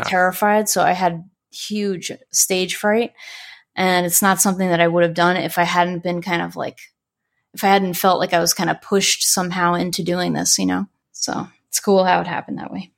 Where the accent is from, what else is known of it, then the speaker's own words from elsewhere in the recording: Long Island, New York, United States; now in Florida, United States; I used to actually take the train in from Long Island all the time when I was a kid